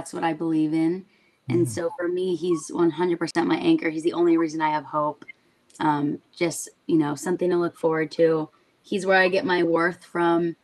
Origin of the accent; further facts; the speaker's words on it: Orange County, California, United States; I loved growing up in Orange County.